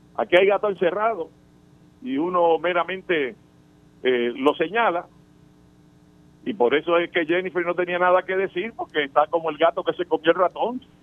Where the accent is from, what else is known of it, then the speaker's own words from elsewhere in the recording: Puerto Rico; Nosotros los ciudadanos americanos, que nacimos en Puerto Rico y nacimos ciudadanos americanos